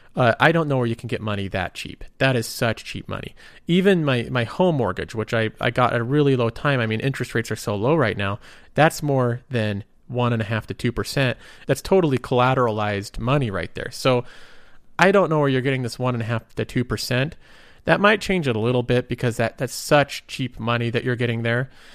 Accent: United States; I'm also American

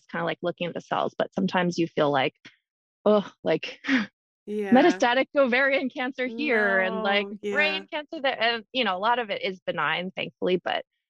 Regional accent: Hawaii, United States; I was born and raised in Hawaii

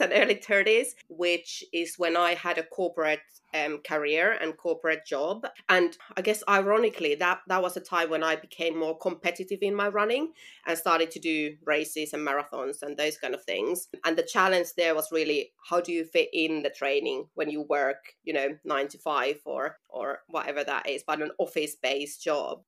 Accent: Finland; moved away as an adult; now in London, United Kingdom; I'm originally from Finland. So, that's you know where I'm from and where the accent is from

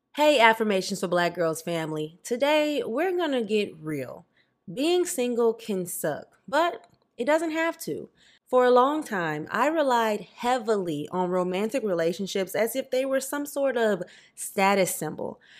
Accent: Louisiana, United States; also born or lived in New Jersey; now in Los Angeles, United States; I'm from Louisiana

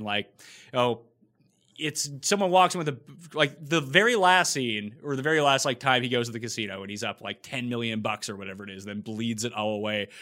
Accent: Canada; also born or lived in Toronto; I'm Canadian. I live in Toronto.

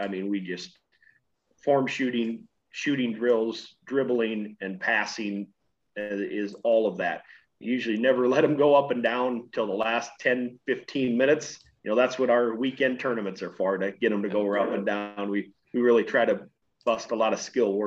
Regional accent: Corwith, Iowa, United States; also born or lived in Vinton, Iowa; I grew up about 16 miles away from Algona in small town Corwith, Iowa

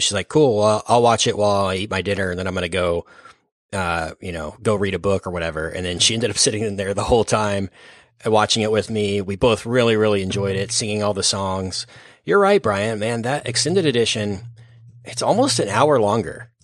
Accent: Dallas, Texas, United States; we're from Dallas, Fort Worth

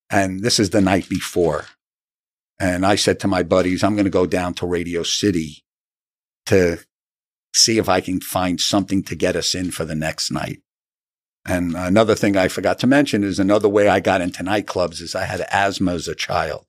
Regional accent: New City, New York, United States; also born or lived in Syracuse, New York / Long Island, New York; I am from Rockland County, New City, New York

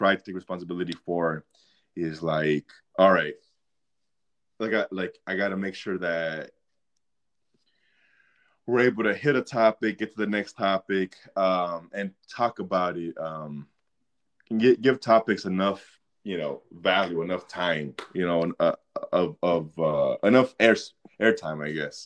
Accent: Midway City, California, United States; in Orange County. Midway City is what it's called

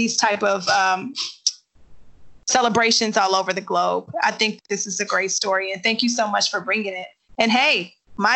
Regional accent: Midwest, United States; growing up in the Midwest, there was always a festival

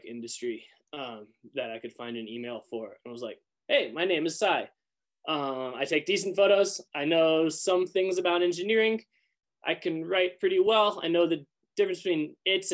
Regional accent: Moscow, Idaho, United States; I grew up in Northern Idaho in Moscow.

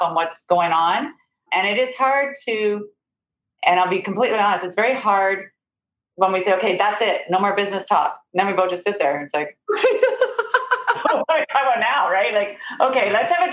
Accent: Ireland; I'm Irish

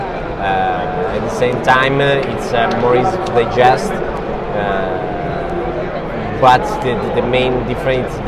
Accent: Italy; we come from Italy

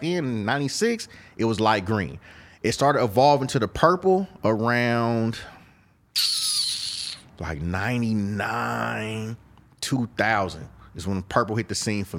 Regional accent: Oakland, California, United States; I'm from East Oakland. We purple.

